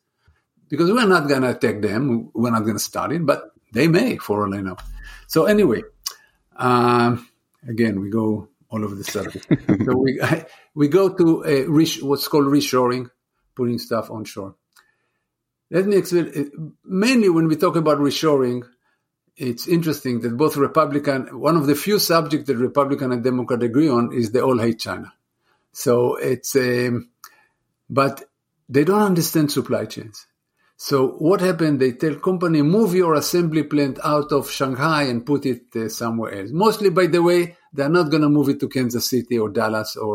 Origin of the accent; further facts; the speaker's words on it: Israel; moved away as an adult; now in United States; I'm from Israel. I'm originally from Israel.